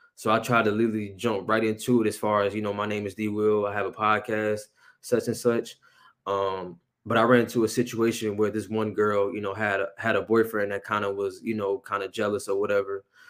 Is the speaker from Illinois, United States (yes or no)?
yes; Aurora, Illinois, United States; also born or lived in Oak Park; I'm born and raised, you know, in Aurora